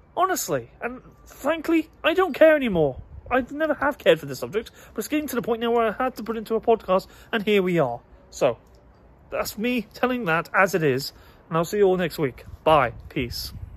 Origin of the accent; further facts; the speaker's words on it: United Kingdom; I'm a British nationalist through and through.